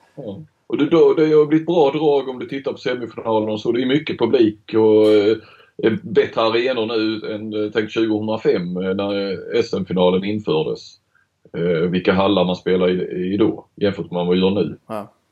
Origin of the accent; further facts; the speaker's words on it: Skåne, Sweden; moved away as an adult; also born or lived in Stockholm; Jag är ju skåning